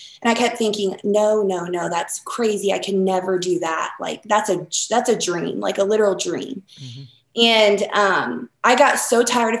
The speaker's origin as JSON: {"language": "English", "region": "North Carolina", "country": "United States", "moved": "yes", "said": "I'm originally from North Carolina, and so a lot of the styles that I carry kind of have that Southern feel."}